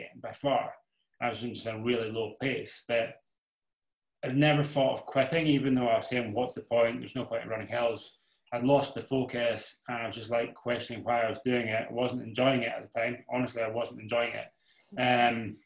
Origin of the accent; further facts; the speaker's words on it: Isle of Skye, Scotland, United Kingdom; I grew up in the Isle of Skye, which is like the west coast of Scotland